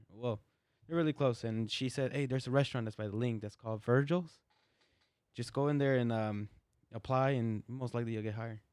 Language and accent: English; Las Vegas, Nevada, United States; I was born here in Vegas, uh, born and raised